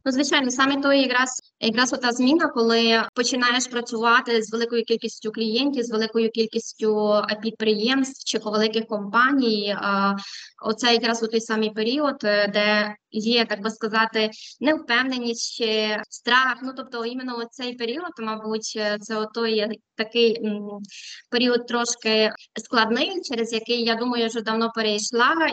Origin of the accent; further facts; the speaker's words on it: western Ukraine, a small town in Ternopil Oblast, Ukraine; moved away as an adult; now in Madrid, Spain; Я із західної України, е, з невеличкого містечка, яке знаходиться у Тернопільській області. Там я народилася, вчилася і жила до 18 років.